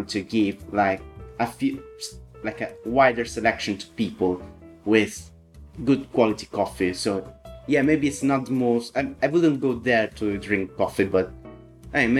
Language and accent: English; Italy; moved away as an adult; also born or lived in Sicily / Milan; now in United Kingdom; I'm Italian. I was born in Sicily, where I lived like most of my life near Milan, and I moved last year to the UK.